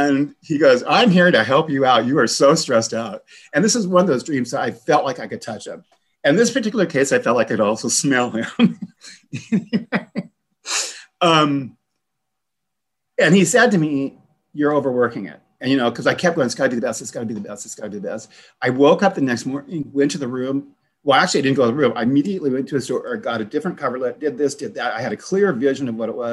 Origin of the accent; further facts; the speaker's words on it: the Northwest, Pacific Northwest, United States; I'm from the Northwest